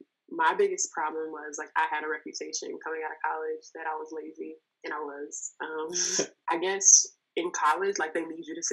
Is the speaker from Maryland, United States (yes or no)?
no; Inglewood, California, United States; I grew up in Los Angeles, California. I'm from Inglewood, to be exact.